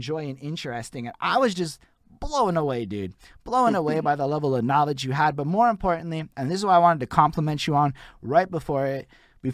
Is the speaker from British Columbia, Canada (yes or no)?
no; Montreal, Quebec, Canada; I'm from Montreal, Quebec, Canada